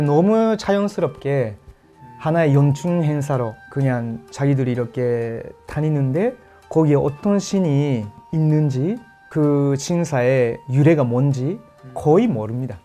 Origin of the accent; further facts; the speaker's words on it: Osaka, Japan; Korean is a second language; moved away; 제가 그 원래 고향이 오사카인데